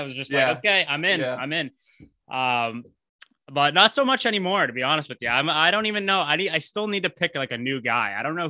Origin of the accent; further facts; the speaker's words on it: Boston, Massachusetts, United States; growing up in Boston here